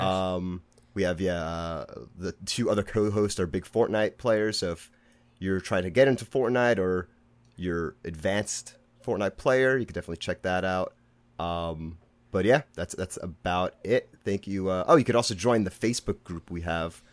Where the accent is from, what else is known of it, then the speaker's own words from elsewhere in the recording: New York City, New York, United States; accent: Brooklyn; I'm from Brooklyn, if you can tell from my accent